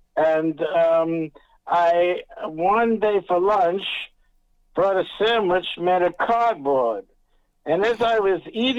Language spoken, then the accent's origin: English; Washington, District of Columbia, United States; now in West Coast, United States; if you're asking where I was raised, correct. from Washington, D.C.